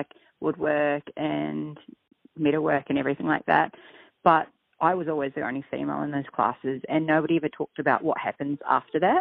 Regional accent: New Zealand; moved away as an adult; now in Queensland, Australia; I'm originally from New Zealand, but I've been over here for about 8 years now

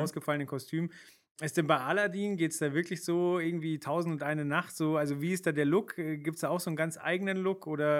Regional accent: Hamburg, Germany; als Hamburger

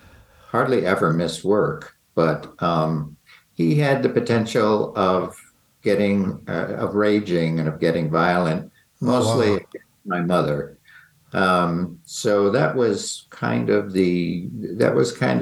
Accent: Rochester, New York, United States; I grew up in Rochester, New York, which is on Lake Ontario.

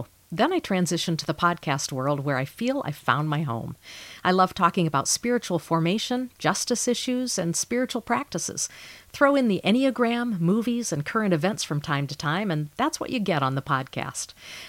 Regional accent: Maine, United States; a lot of people know that I'm from Maine originally. And I like to keep people thinking that I grew up there my entire life, but that's not true.

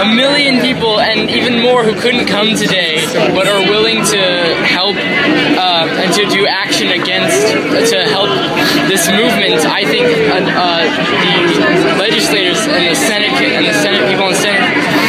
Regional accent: Cary, North Carolina, United States; Cary, North Carolina

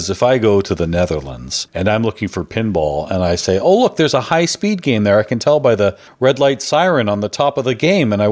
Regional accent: Canada; I'm Canadian.

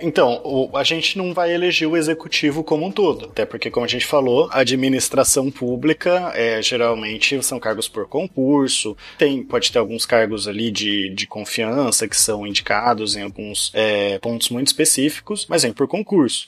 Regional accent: Piracicaba, São Paulo, Brazil; now in Barra do Bugres, Brazil; eu queria voltar lá para minha cidade natal de Piracicaba

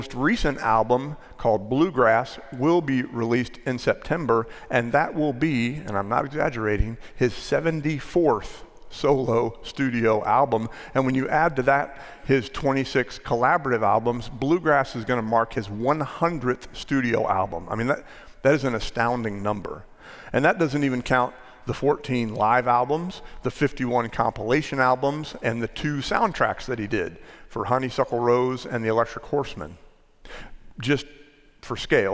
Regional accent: Maryland, United States; now in Texas, United States; I loved growing up in Maryland, but as you might imagine, this move was a bit traumatic for seven-year-old me.

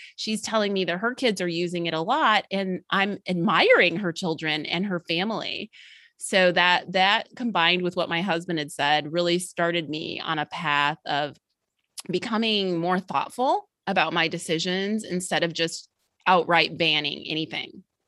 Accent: outside of Chicago, Illinois, United States; also born or lived in Georgia; now in Atlanta area, Georgia, United States; I grew up in the Midwest in Illinois, outside of Chicago

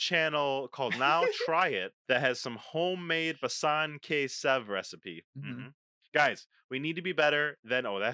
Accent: Puerto Rico; now in New York City, United States

